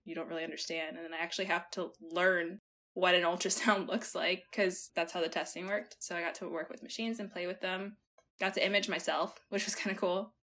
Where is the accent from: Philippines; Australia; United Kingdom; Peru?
Peru; moved away; I was born in Peru